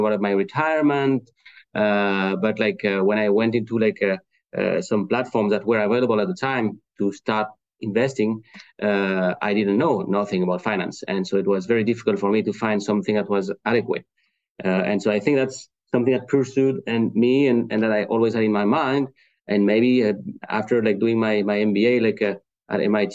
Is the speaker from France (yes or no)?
yes; France; English is a second language; now in Cleveland, United States; Today I'm speaking to you from Cleveland in Ohio in the US, but as you heard with my accent, I'm not from there. So I'm originally from France